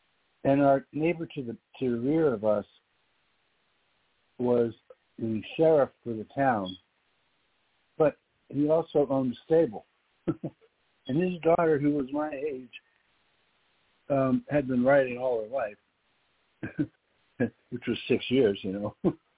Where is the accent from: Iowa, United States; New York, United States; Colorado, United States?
New York, United States; New York City; I was 6 years old. I was from New York City.